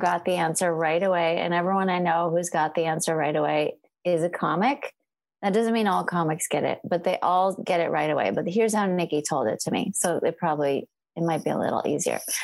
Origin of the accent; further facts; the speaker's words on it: California, United States; moved away as an adult; also born or lived in Portland; I'm a Californian